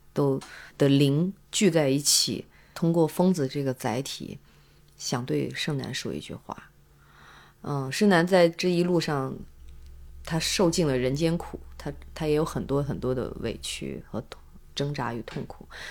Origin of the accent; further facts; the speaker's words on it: Zhangzhou, Fujian, China; 对我的家乡充满了情感